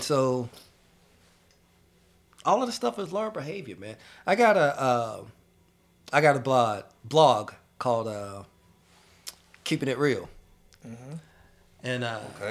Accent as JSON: {"language": "English", "town": "Shelby", "region": "North Carolina", "country": "United States", "tie": "born or raised there", "moved": "yes", "said": "I grew up in Shelby, North Carolina"}